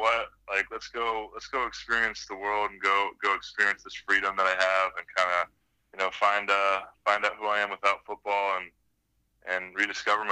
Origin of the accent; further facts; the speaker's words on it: Anaheim, California, United States; moved away as an adult; also born or lived in Las Vegas / Atlanta / Tampa; Up in Southern California in Orange County, Anaheim.